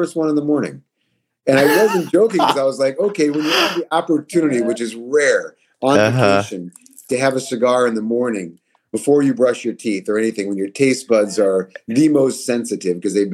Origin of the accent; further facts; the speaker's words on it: Minneapolis, Minnesota, United States; now in Chicago, United States; I grew up in Minneapolis